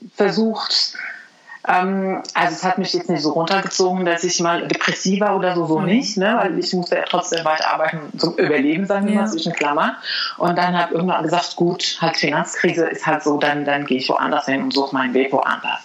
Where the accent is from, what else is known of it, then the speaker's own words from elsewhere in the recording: Morocco; German is a second language; also born or lived in Spain / China; now in Germany; Ich bin ja in Marokko aufgewachsen